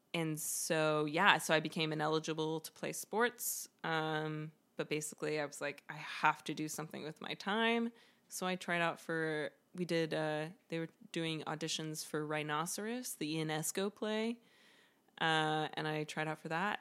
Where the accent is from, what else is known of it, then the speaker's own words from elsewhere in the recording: Greenville, South Carolina, United States; moved away; I grew up in Greenville, South Carolina.